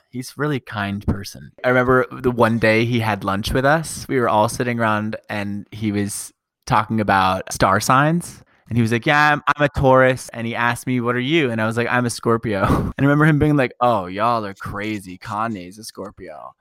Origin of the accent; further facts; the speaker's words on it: United States; also born or lived in California / Colorado; now in New York City, United States; I grew up in California and Colorado